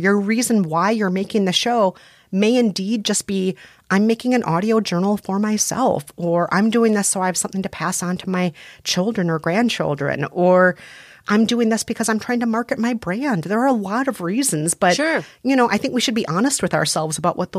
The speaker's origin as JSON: {"language": "English", "region": "Midwest", "country": "United States", "said": "You know, he's Latino and from the West Coast. I'm Asian and I'm from the Midwest."}